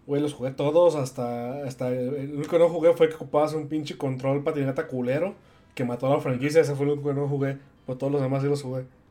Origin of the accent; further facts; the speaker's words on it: Tepic, Nayarit, Mexico; en Tepic, mi ciudad natal